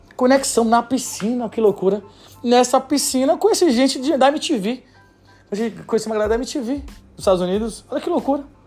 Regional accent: Bahia, Brazil; sou da Bahia, sou baiano

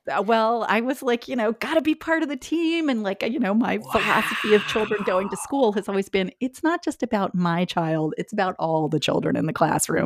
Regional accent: Indiana, United States; moved away; Growing up in Indiana

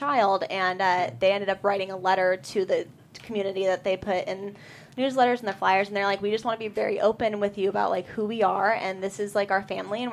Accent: Bellingham, Washington, United States; my hometown is Bellingham

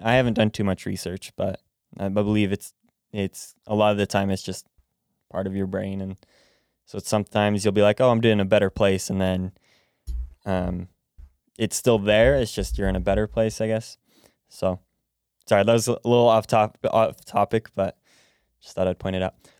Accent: United States; I was born in America, raised in America

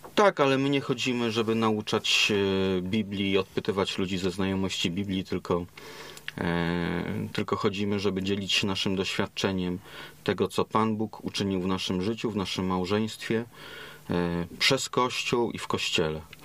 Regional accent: Poland; moved away as an adult; jestem z Europy, że jestem z Polski

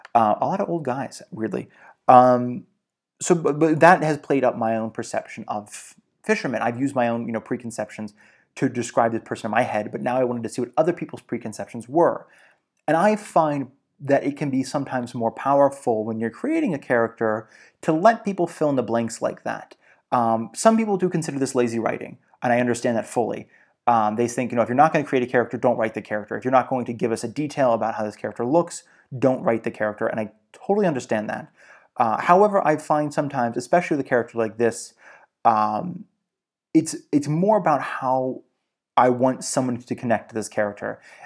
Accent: Georgia, United States; Like, I almost always saw fishermen, growing up in Georgia.

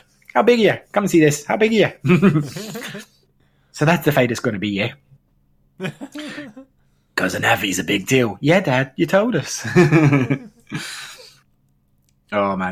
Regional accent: Scotland, United Kingdom

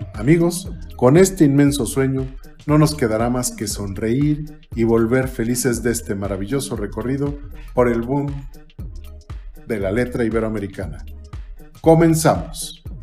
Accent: Mexico; en México, en mi país

